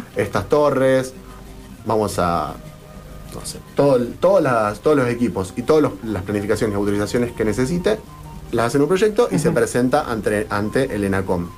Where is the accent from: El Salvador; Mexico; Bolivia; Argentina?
Argentina; somos todos ciudadanos argentinos